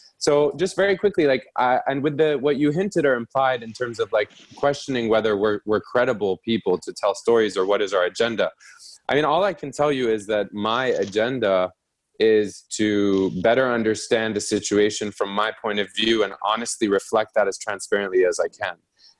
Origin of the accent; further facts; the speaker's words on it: Egypt; also born or lived in Vienna, Austria / New York, United States; I grew up in Egypt for 10 years, but I can't pretend to speak with the insights of an Egyptian who grew up there their whole life. I've lived in New York for 10 years.